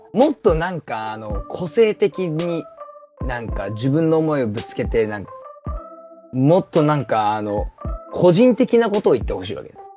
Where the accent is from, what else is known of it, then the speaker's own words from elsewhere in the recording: Kyushu, Japan; now in Tokyo, Japan; 同じ九州人の友達と飯食ってた時に、マジで、地元に帰りたいねって話をしてた